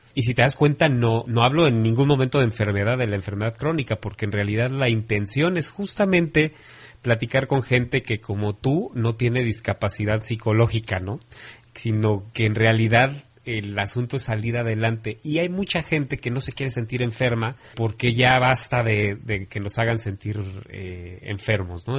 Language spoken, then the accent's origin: Spanish; Mexico; como mexicanos